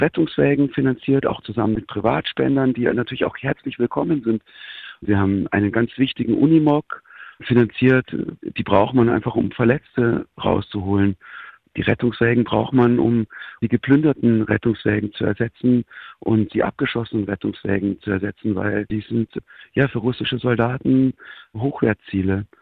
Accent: Germany; ich als Deutscher

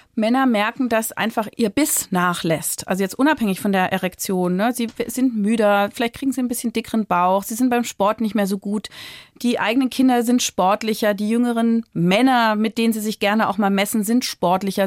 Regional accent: Berlin, Germany; ich komme aus Berlin

